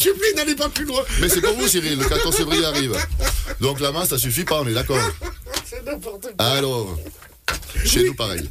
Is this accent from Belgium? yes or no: no; Switzerland; on a un pays qui se porte bien